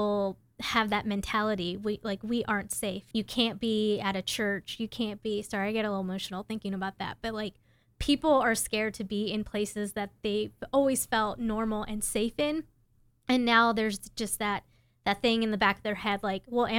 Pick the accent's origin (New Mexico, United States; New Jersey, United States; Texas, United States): Texas, United States; Houston; I'm from Houston, Texas